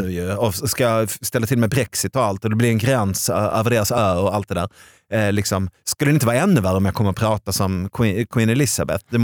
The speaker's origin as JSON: {"language": "Swedish", "country": "Sweden", "said": "nej, men jag är från Sverige."}